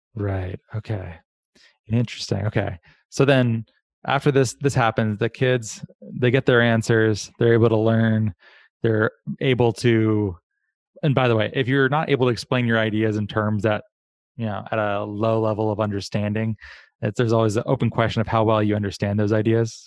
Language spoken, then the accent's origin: English; Arizona, United States; I grew up in Arizona